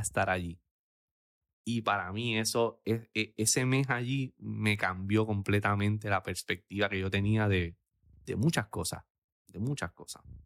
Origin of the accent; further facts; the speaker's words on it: Aguadilla, Puerto Rico; mi pueblo de Aguadilla